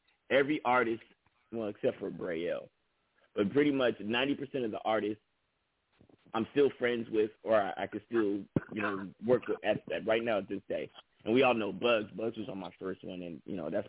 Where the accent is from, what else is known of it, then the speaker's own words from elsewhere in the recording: Bay Area, California, United States; I was a unknown artist from the Bay Area